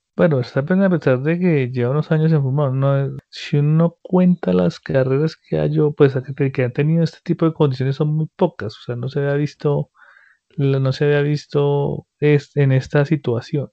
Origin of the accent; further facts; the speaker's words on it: Colombia; nosotros como colombianos